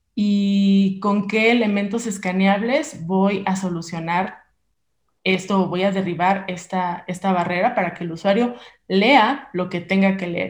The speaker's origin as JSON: {"language": "Spanish", "country": "Mexico", "said": "somos mexicanos"}